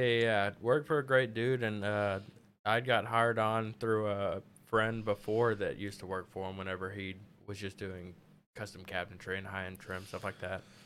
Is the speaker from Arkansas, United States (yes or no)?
yes; Pine Bluff, Arkansas, United States; now in Conway, United States; I'm from Pine Bluff